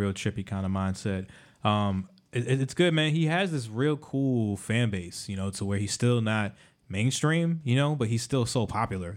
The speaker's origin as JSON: {"language": "English", "town": "Miami", "region": "Florida", "country": "United States", "tie": "born or raised there", "said": "I grew up in Miami"}